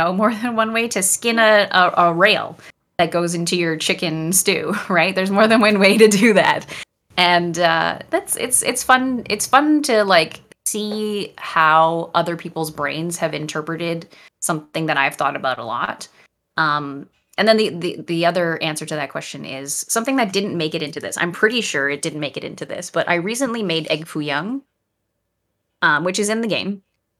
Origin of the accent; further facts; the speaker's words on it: Canada; And as I mentioned before, I'm Canadian.